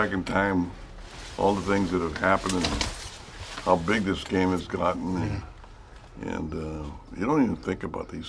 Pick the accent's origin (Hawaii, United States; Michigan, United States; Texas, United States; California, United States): California, United States; Sanger; now in Palm Springs, United States; when I was a kid growing up in Vineyards in Sanger, California?